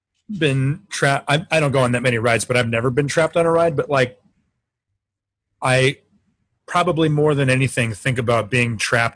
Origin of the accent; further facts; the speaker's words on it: Loveland, Colorado, United States; We're both from Loveland, which is a small town north of Denver.